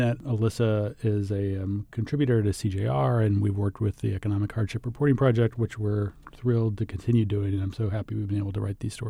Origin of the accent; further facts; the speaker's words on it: Texas, United States; I grew up in on the Texas-Mexico border, and I'm really interested in like the coverage of migrants